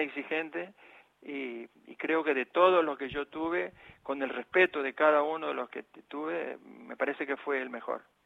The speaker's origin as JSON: {"language": "Spanish", "town": "Goya", "region": "Corrientes", "country": "Argentina", "tie": "born or raised there", "also_born_or_lived": "El Paraíso, Formosa, Argentina", "moved": "as an adult", "lives_now": "Buenos Aires, Argentina", "said": "lo que yo recuerdo y lo que mamé, aprendí a caminar y todo ahí en Goya."}